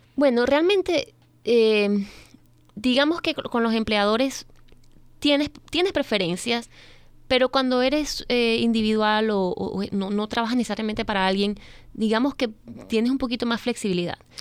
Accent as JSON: {"language": "Spanish", "country": "Venezuela", "also_born_or_lived": "Missouri", "moved": "as an adult", "lives_now": "Maryland, United States", "said": "yo soy venezolana, ya tengo prácticamente 16 años en este país."}